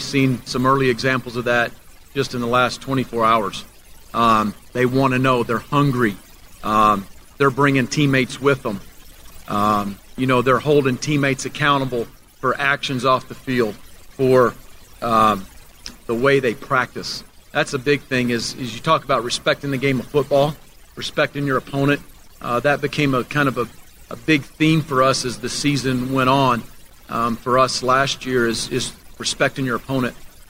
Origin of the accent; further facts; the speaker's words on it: Oklahoma, United States; now in Lubbock, United States; I'm from Oklahoma